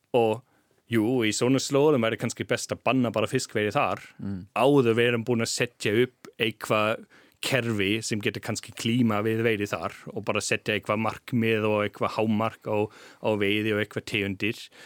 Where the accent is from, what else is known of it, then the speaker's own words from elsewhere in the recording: Jena, Thuringia, Germany; Icelandic is a second language; moved away as an adult; also born or lived in Freiberg, Germany; now in Iceland; ég var alveg upp í Jena